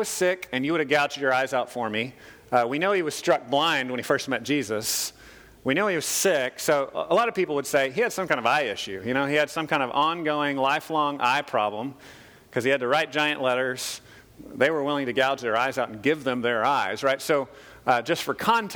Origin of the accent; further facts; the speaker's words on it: United States; as American Christians because as Americans, we're very isolated